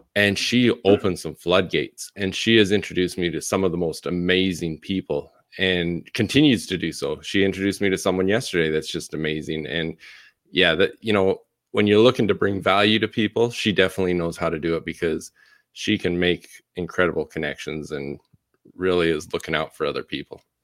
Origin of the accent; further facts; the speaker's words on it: Canada; moved away as an adult; also born or lived in Utah; now in Arizona, United States; born and raised in Canada